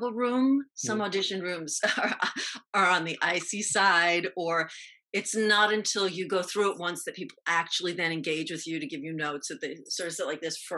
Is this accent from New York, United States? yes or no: yes; New York City, New York, United States; moved away as an adult; I grew up in the Bronx